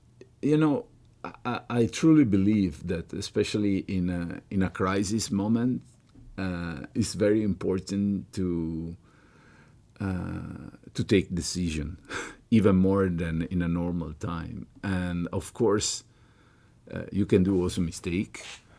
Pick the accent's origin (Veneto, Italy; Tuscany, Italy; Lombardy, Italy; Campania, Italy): Veneto, Italy; Venice; English is a second language; I was from Murano